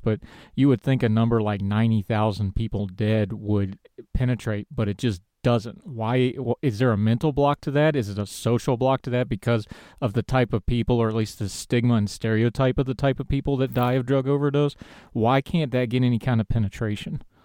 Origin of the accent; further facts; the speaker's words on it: West Virginia, United States; West Virginia Public Media did a story. They actually did it on my hometown